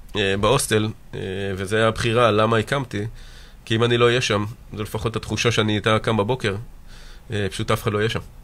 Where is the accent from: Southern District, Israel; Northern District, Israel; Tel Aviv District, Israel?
Southern District, Israel; Mitzpe Ramon; נולדתי במצפה רמון, גדלתי שם והתחנכתי שם